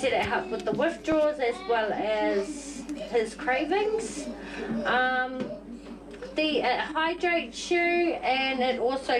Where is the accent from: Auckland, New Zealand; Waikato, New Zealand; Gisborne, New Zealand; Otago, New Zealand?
Gisborne, New Zealand; I'm from Gisborne.